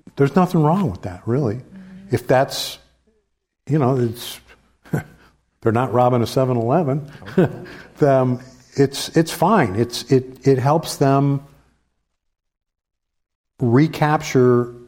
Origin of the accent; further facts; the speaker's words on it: St. Louis, Missouri, United States; I grew up in St. Louis